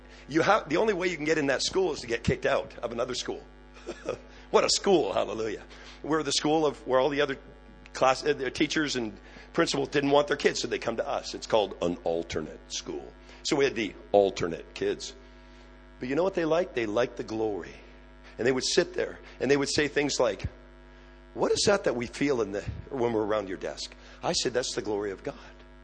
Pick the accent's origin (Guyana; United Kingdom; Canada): Canada; I am Canadian. I just look American